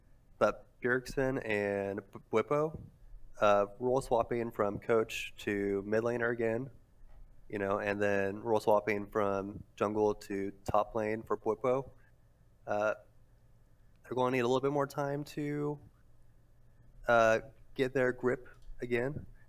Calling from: Logansport, Indiana, United States; Logansport, Indiana.

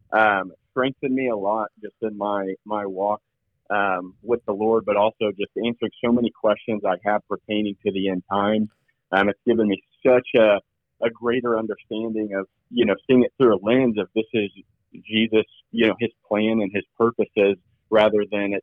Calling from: Lebanon, Missouri, United States; I'm calling from Lebanon, Missouri, about 3 hours south of Kansas City.

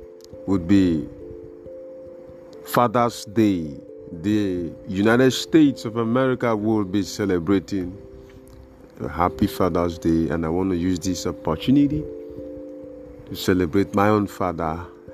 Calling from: Nigeria; I'm calling from Nigeria.

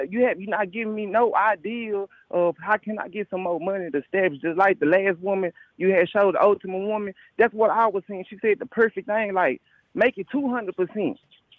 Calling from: Dallas, Texas, United States; Hey, Jay, I'm from Dallas, Texas.

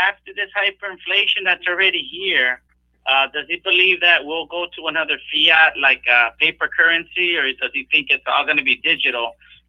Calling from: Corpus Christi, Texas, United States; This is …, Corpus Christi.

